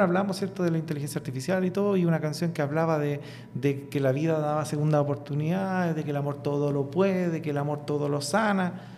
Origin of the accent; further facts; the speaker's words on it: Coronel, Biobío, Chile; de un origen súper humilde, un coronel en la octava región